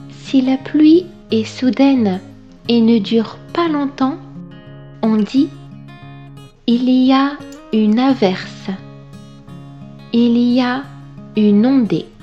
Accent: Brittany, France; Je viens de Bretagne une région à l'ouest de la France bordée par la mer.

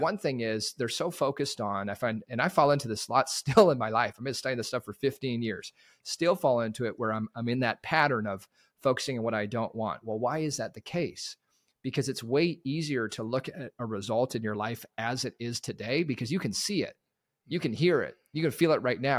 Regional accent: Terrace, British Columbia, Canada; I grew up in Northwest B C, Terrace, British Columbia.

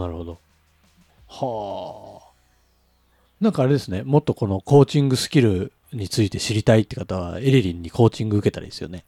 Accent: Nagano, Japan; moved away; 地元長野県なんで。

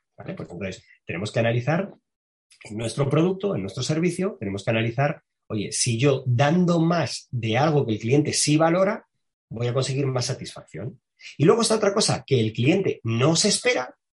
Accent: Madrid, Community of Madrid, Spain; Soy un chico de Carabanchel, que para el que no sepa qué es Carabanchel, pues es un barrio del extrarradio de Madrid

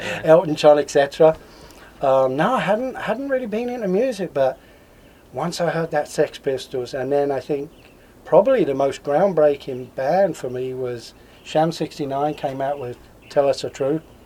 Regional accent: Swanley, South East England, United Kingdom; moved away as an adult; also born or lived in Crystal Palace, London / Lower East Side, New York; now in Oregon/Washington, United States; when I was just a youngster, my parents moved out to a little suburb called Swanley in Kent.

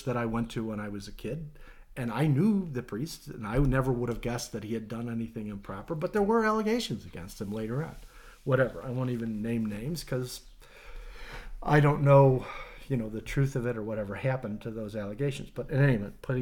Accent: United States; we, as American Catholics

